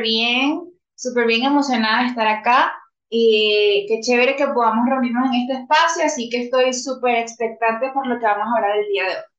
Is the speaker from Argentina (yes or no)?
no; Venezuela; now in Bogotá, Colombia; En este momento resido en Bogotá, Colombia, pues soy venezolana